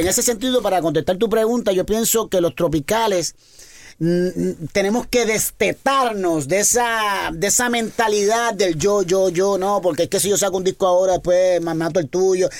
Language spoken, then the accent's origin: Spanish; Puerto Rico; born or raised there